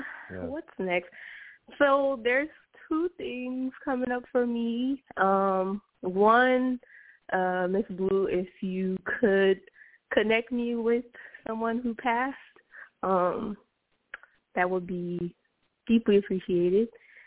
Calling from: California, United States; I'm calling from the Bay Area, California.

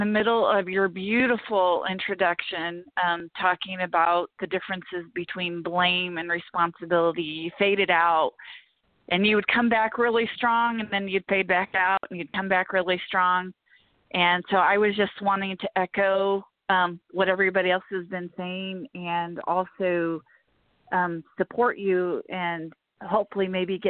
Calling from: Illinois, United States; from South Central Illinois

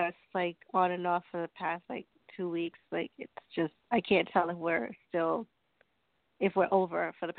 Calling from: Long Island, New York, United States; I'm calling from Long Island, New York.

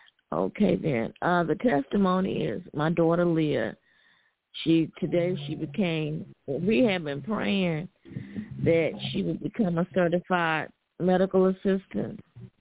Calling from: Alabama, United States; calling from Alabama.

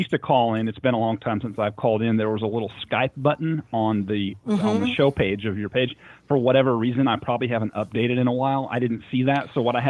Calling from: Nashville, Tennessee, United States; This is …. I'm calling from Nashville, Tennessee.

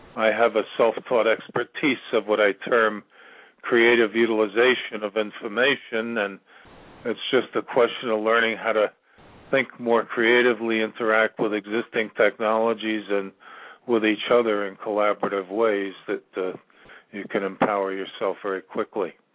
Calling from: Virginia, United States; I'm calling from Virginia

